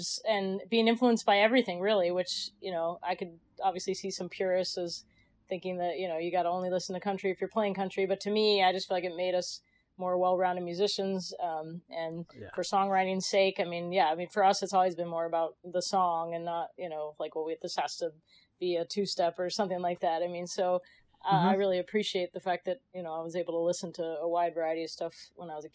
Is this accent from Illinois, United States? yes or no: yes; Chicago, Illinois, United States; also born or lived in Connecticut / New York; now in California, United States; I was born in Chicago. Grew up around there.